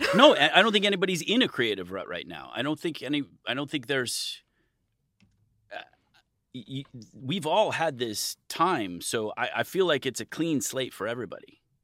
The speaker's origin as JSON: {"language": "English", "region": "Midwest", "country": "United States", "tie": "born or raised there", "moved": "yes", "lives_now": "California, United States", "said": "I grew up in the Midwest"}